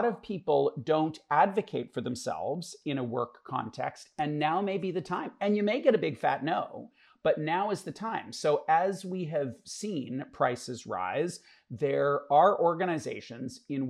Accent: Canada; us as Canadians

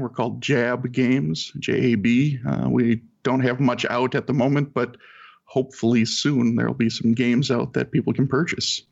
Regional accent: Saint Paul, Minnesota, United States; I'm from St. Paul, Minnesota

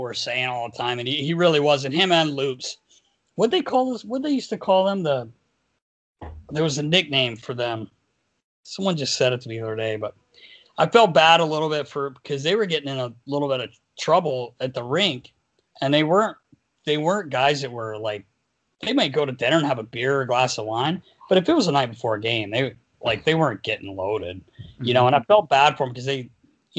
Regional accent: North Carolina, United States; I'm from North Carolina.

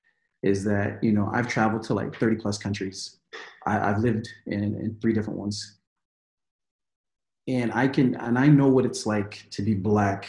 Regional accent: United States; in America, you have to hyphenate. I'm African American

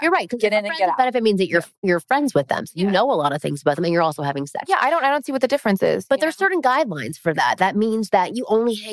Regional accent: Toronto, Ontario, Canada; I'm from Toronto, which is where I'm from, mm-hmm. um, Ontario, Canada.

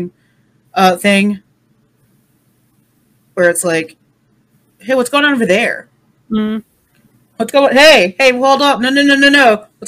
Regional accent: United States; as an American

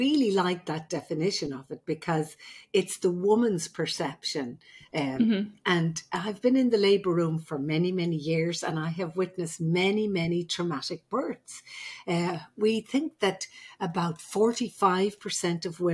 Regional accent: Ireland; I'm the Irish midwife

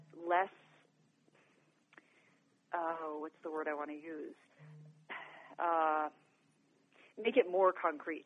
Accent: New York, United States; now in Colorado, United States; I'm originally from New York

